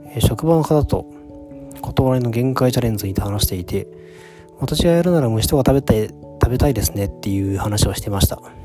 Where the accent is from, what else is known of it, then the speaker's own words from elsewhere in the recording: Tokyo, Japan; also born or lived in Mie Prefecture; 東京育ちなんで 都会育ちなんで